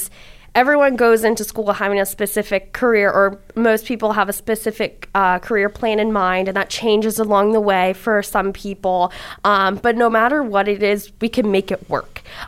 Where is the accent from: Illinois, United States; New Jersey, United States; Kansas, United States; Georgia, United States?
New Jersey, United States; moved away as an adult; now in Pittsburgh, United States; I am from New Jersey, which is 7 hours from here